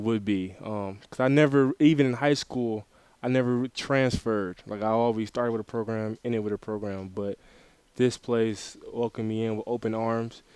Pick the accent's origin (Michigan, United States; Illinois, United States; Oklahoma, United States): Michigan, United States; Detroit; now in Mount Pleasant; I'm from Detroit, Michigan, so that that had a lot to do with where I ended up, but I went to Orchard Lake St. Mary's